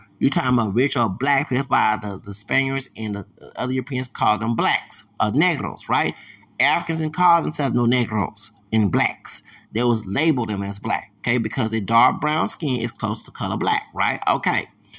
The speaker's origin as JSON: {"language": "English", "region": "the South", "country": "United States", "said": "we're from the South"}